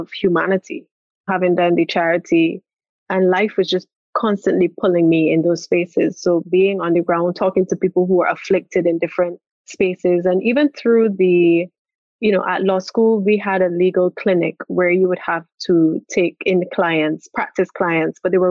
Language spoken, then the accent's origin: English; Barbados; I was from Barbados